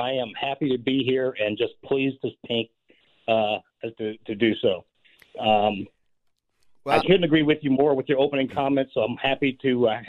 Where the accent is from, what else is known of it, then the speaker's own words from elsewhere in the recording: New York City, New York, United States; also born or lived in Fort Campbell, Kentucky; now in Minnesota, United States; My dad came back from Vietnam, and we moved from Fort Campbell, Kentucky, home of the 101st Airborne, to Harlem, New York, in late 1960, 69 at time frame.